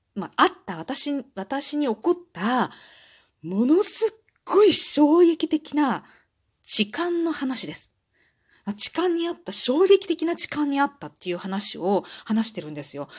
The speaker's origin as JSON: {"language": "Japanese", "region": "Osaka", "country": "Japan", "tie": "born or raised there", "said": "出身地は大阪です"}